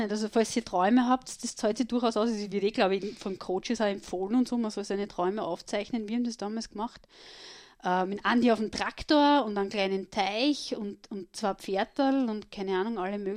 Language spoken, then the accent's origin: German; Bad Sauerbrunn, Burgenland, Austria; und ich bin einen Ort weiter, so richtig Burgenland, aus Sauerbrunn